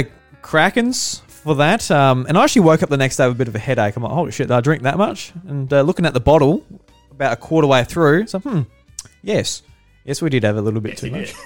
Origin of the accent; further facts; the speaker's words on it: Australia; we're all Australian here.